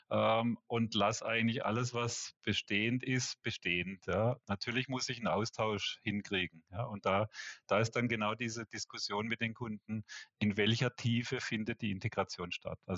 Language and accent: German; Switzerland; ich glaube weniger so Pharma, äh, wie, wie bei uns in der Schweiz, so die Großen